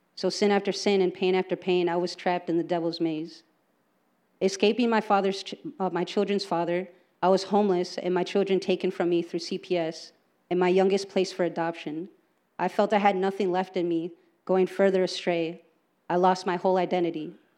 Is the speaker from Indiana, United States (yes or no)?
no; Green Bay, Wisconsin, United States; I was born and raised here in Green Bay